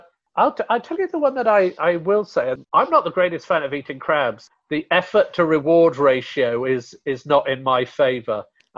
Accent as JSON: {"language": "English", "country": "India", "said": "And so even though I'm from India, I don't get people going, I just want to eat something so hot it's going to burn my mouth, because Indian food isn't like that."}